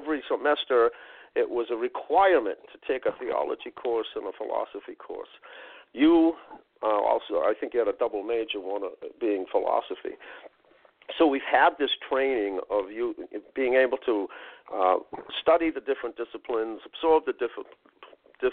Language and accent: English; Boston, Massachusetts, United States; I grew up in Roxbury. I hung out in South Boston during my teen years